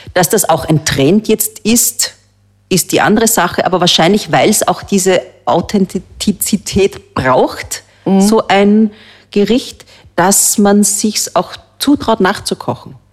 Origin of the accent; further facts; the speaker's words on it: Austria; bei uns in Österreich